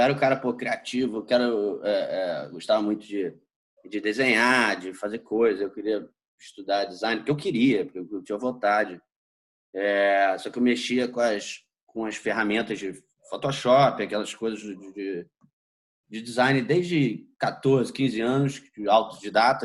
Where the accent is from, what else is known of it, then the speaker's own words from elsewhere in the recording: Rio de Janeiro, Brazil; also born or lived in São Paulo; sou nascido e criado aí no Rio de Janeiro